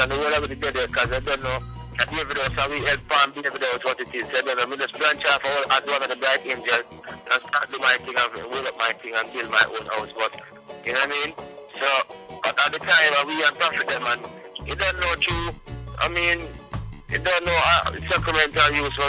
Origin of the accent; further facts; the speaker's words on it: Montego Bay, Saint James, Jamaica; also born or lived in Hanover, Jamaica / Kingston, Jamaica; grew up in Montego Bay, from about like a year old, and less than a year old